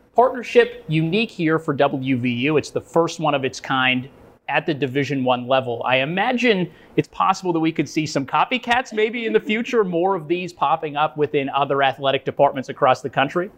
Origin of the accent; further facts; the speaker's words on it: Western Pennsylvania, United States; Growing up in Western Pennsylvania